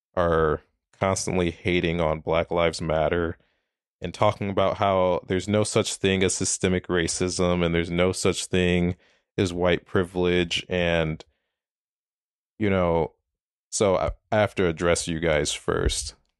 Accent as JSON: {"language": "English", "town": "Minneapolis", "region": "Minnesota", "country": "United States", "tie": "born or raised there", "also_born_or_lived": "South Dakota", "said": "I'm from Minneapolis, Minnesota. Uh, grew up there, born and raised there, lived there my entire life"}